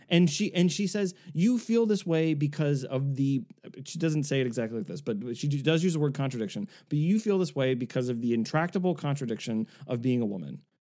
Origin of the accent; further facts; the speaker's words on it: South Shore of Massachusetts, United States; growing up in the South Shore of Massachusetts